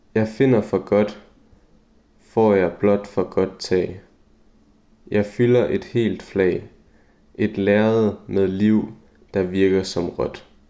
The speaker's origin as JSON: {"language": "Danish", "town": "Juelsminde", "region": "Central Denmark Region", "country": "Denmark", "tie": "born or raised there", "said": "min hjemby Julesminde"}